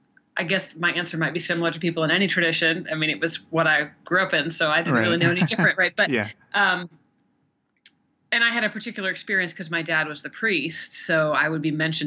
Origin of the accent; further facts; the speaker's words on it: Oregon, United States; born there; also born or lived in Kentucky / Tennessee / South Carolina / Indiana; now in Ohio, United States; I was born in Oregon, lived in Kentucky, Tennessee, South Carolina, I think maybe a little bit in Indiana, and now Ohio. So I'm from everywhere.